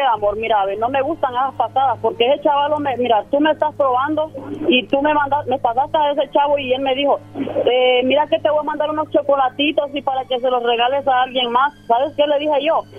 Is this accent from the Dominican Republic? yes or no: no; Honduras; Nunca he salido de mi país de Honduras